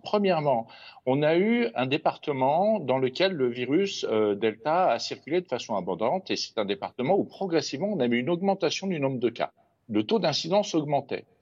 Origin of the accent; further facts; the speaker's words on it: France; chez nous en France